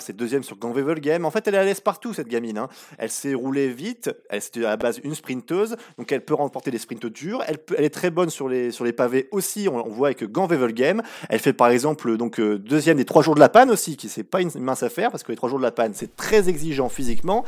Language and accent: French; France; chez nous en France